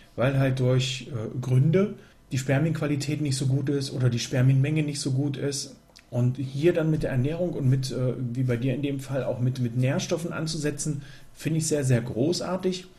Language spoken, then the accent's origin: German; Germany; hier gerade bei uns in Deutschland